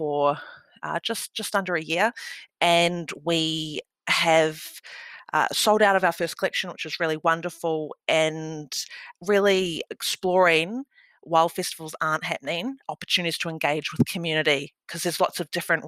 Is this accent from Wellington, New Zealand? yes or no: yes; Wellington, New Zealand; moved away as an adult; now in Melbourne, Australia; I'm originally from Aotearoa, New Zealand. I'm a proud Ngāti Toa woman from Wellington, and I moved to Melbourne over a decade ago